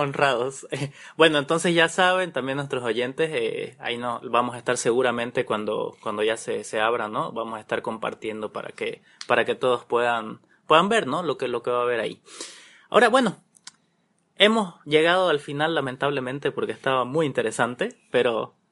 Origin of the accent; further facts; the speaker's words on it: Santa Cruz, Bolivia; aquí yo soy cruceño